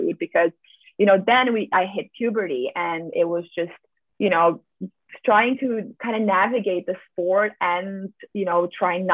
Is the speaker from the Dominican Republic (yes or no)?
no; Slovenia; moved away as an adult; also born or lived in United States / Switzerland; I'm originally from Slovenia. I grew up here. Basically, I stayed here until I was 18 years old